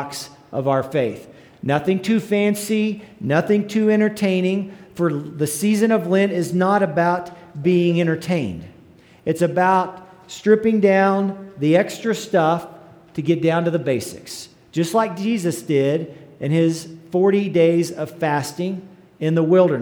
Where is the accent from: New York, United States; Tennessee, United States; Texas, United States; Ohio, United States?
Texas, United States; Gruver; moved away; my alma mater, the Mighty Groover Greyhounds